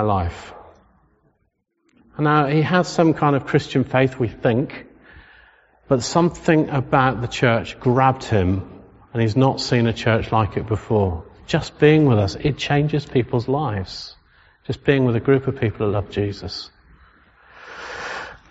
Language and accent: English; England, United Kingdom; We're English. We're Solihull.